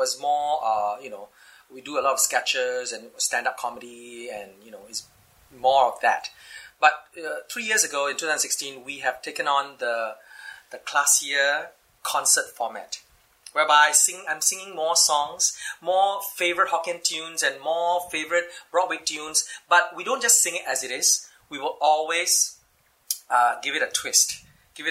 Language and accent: English; Singapore; I'm truly Singaporean. I'm uniquely Singaporean.